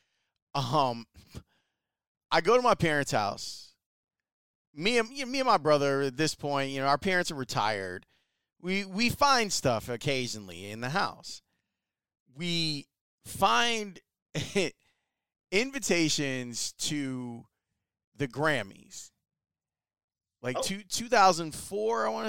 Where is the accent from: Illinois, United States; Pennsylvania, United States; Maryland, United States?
Illinois, United States; Chicago; We grew up in Roseland